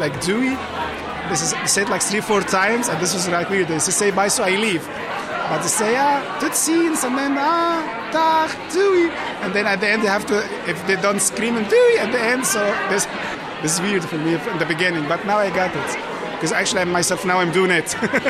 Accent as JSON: {"language": "English", "country": "Egypt", "moved": "yes", "lives_now": "Netherlands", "said": "I'm from Egypt."}